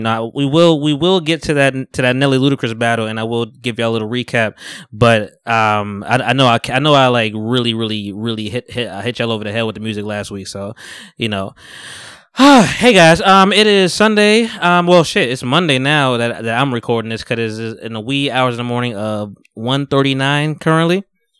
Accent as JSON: {"language": "English", "town": "Harlem", "region": "New York", "country": "United States", "tie": "born there", "said": "If y'all don't know, I was born in Harlem. You know, I don't know shit about Harlem, but you know, I rep it."}